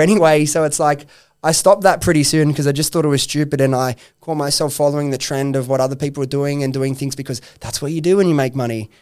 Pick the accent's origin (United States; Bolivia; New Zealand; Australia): Australia; Sydney, New South Wales; I come from Western Sydney, that I grew up with those friends